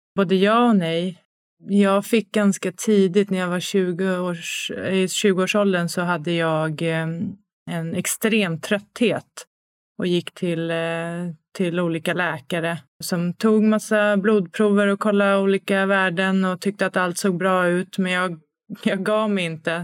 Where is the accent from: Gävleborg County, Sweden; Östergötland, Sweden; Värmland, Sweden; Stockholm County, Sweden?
Stockholm County, Sweden; Stockholm; moved away as an adult; Född och uppvuxen i Stockholm, flyttat hem tillbaks till Stockholm nu